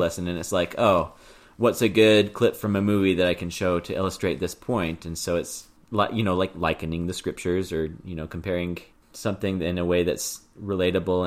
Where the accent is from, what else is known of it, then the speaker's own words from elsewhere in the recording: Houston, Texas, United States; we're from Houston and so it was nice to be close to family again